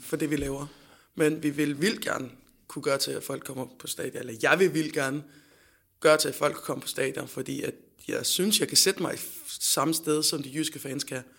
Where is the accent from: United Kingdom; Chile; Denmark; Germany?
Denmark; Fredericia, Southern Denmark; moved away; jeg er fra Fredericia oprindeligt